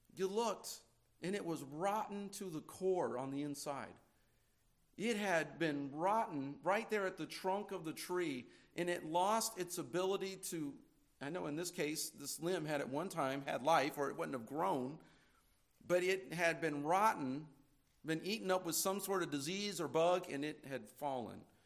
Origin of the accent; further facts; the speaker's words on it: California, United States; now in Indiana, United States; I'm from California